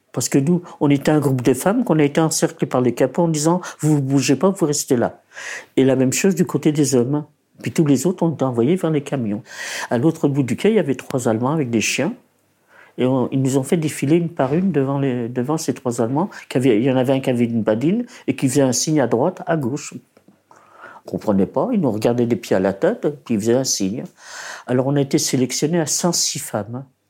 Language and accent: French; Paris, Île-de-France, France; also born or lived in Poland; Je suis née en Pologne le 5 janvier 1928. Mes parents ont émigré de Pologne en 1930, ils ont trouvé un appartement à Belleville